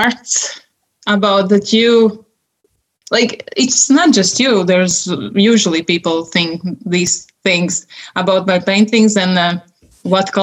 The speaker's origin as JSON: {"language": "English", "country": "Latvia", "tie": "born or raised there", "also_born_or_lived": "Sweden / Miami, United States", "second_language": "English", "moved": "as an adult", "said": "I was growing up in such a small village with, I didn't even know that we have two languages in country, Russian and Latvian"}